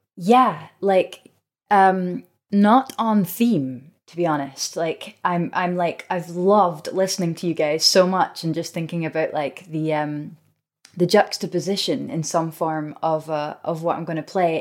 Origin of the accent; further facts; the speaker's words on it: Scotland, United Kingdom; as a Scot